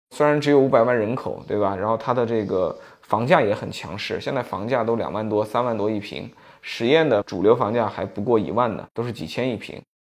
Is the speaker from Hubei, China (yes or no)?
yes; Shiyan, Hubei, China; moved away as an adult; 在实验吧，是我的老家，所以我可以找到当年的这些发小，对吧？我们当年在同一个小学、同一个中学读书